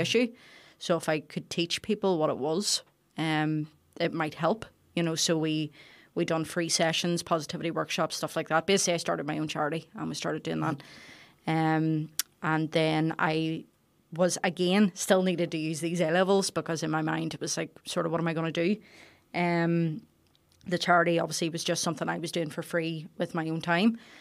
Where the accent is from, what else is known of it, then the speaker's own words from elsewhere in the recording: Carryduff, Northern Ireland, United Kingdom; we're from Carried Off